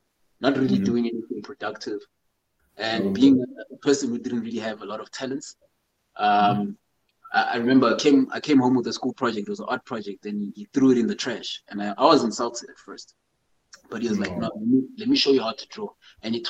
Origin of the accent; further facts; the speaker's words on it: Johannesburg, Gauteng, South Africa; also born or lived in Zimbabwe / Eastern Cape; I was born in Zimbabwe. Came down to South Africa with my parents when I was 2 years old. So did most of my education down in Joburg